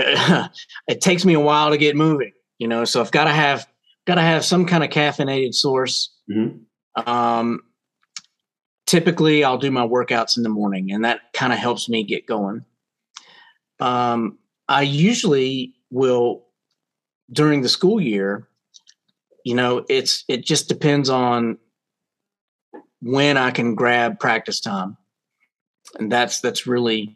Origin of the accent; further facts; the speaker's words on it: Roanoke, Virginia, United States; I grew up in Roanoke, Virginia, which is Southwest Virginia